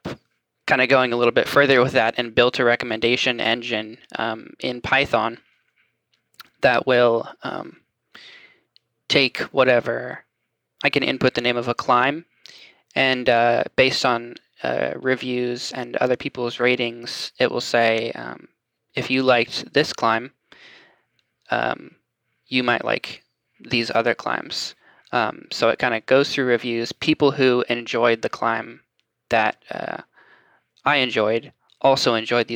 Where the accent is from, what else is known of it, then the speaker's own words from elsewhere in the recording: Franklin, Tennessee, United States; I'm from Franklin area, just south of Nashville